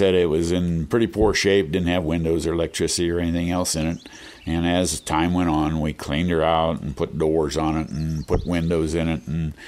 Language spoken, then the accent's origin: English; New Waterford, Ohio, United States; moved away as an adult; now in Montana, United States; I grew up in a real small town in Ohio, New Waterford, Ohio. That's where I was born and raised